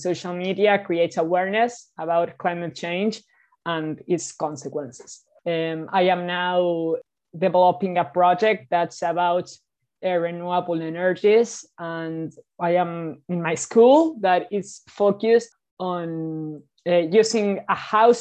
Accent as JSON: {"language": "English", "region": "Buenos Aires", "country": "Argentina", "said": "I am 16 years old and I am from Buenos Aires, Argentina."}